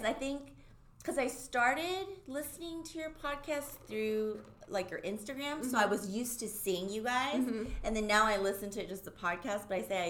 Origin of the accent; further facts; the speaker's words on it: Japan; now in United States; growing up in Japan, I always had a really hard time because I was half.